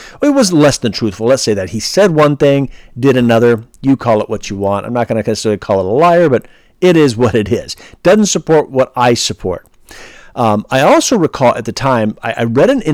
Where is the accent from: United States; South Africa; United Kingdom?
United States; California; I'm from California